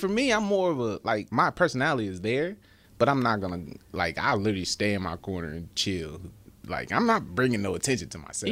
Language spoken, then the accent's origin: English; California, United States; I'm from California.